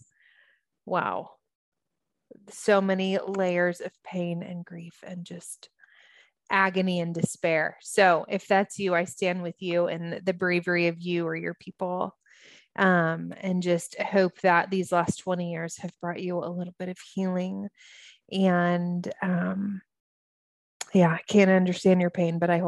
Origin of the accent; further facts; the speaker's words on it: United States; also born or lived in Los Angeles; as an American, it was my family, my people